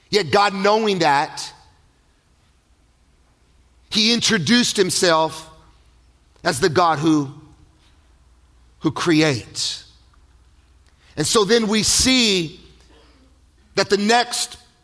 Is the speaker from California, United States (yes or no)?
yes; Palm Springs, California, United States; I'm from Palm Springs, California